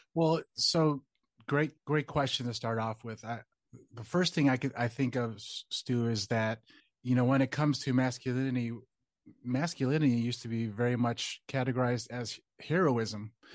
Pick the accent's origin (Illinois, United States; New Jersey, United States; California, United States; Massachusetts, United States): Illinois, United States; Chicago; born and raised in Chicago